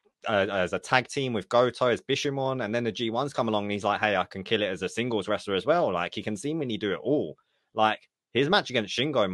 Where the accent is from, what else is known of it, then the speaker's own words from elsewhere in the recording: United Kingdom; As a Brit